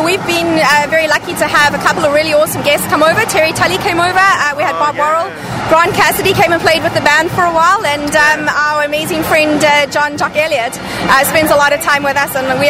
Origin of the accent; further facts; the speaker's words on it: Johannesburg, Gauteng, South Africa; I'm from Johannesburg